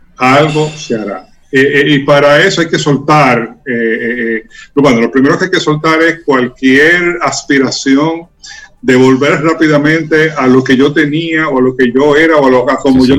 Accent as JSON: {"language": "Spanish", "country": "Dominican Republic"}